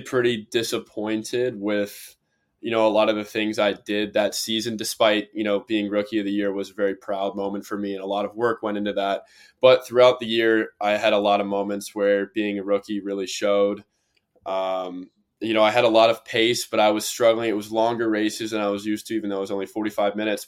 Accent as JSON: {"language": "English", "town": "Cincinnati", "region": "Ohio", "country": "United States", "said": "I'm from Cincinnati region"}